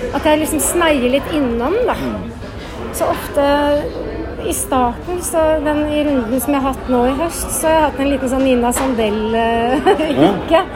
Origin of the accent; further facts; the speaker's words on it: Bærum, Akershus, Norway; jeg vokste opp i Jar kirke